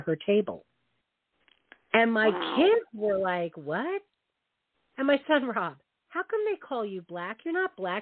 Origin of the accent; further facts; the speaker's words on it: the North, United States; growing up in the North